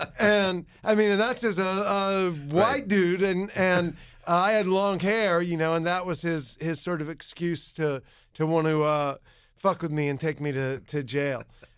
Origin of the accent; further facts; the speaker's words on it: South Carolina, United States; I mean, I grew up in South Carolina